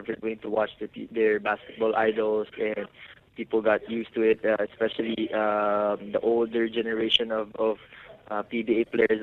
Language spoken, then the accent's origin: English; Philippines; for us here as Filipino basketball athletes